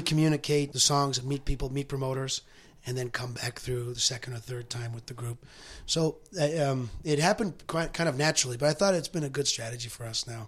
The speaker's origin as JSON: {"language": "English", "town": "Carlyle", "region": "Saskatchewan", "country": "Canada", "tie": "born or raised there", "also_born_or_lived": "Ottawa", "moved": "yes", "lives_now": "Victoria, Canada", "said": "I grew up in the southeast corner. Uh, it's a town called Carlisle, which is by Estevan, Weyburn, not too far from the border."}